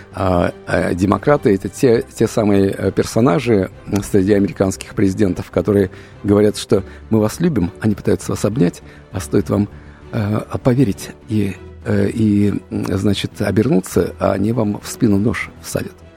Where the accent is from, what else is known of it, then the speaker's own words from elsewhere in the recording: Russia; у нас русских